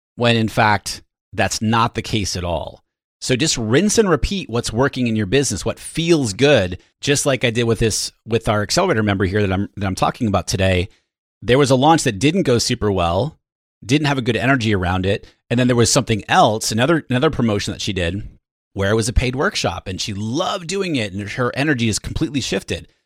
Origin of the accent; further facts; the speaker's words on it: New Hampshire, United States; now in San Diego, United States; I am from the Northeast, from New Hampshire originally